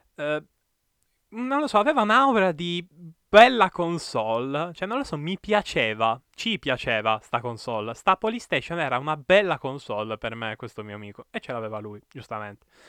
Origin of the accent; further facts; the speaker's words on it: province of Perugia, Umbria, Italy; also born or lived in Bagheria, Sicily; a nove anni son stato, diciamo, spedito forzatamente insieme a tutta la mia famiglia eh, nel cuore dell'Umbria